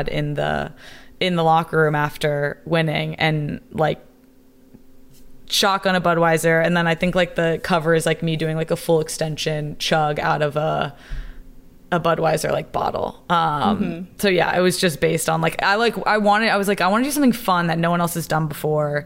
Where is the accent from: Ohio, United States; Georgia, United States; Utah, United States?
Georgia, United States; south of Atlanta; moved away as an adult; now in Washington, D.C., United States; I'm from Georgia, like south of Atlanta